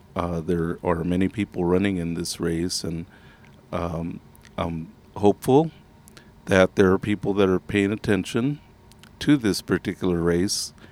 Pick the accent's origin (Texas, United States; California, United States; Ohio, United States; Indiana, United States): Texas, United States; I am from Texas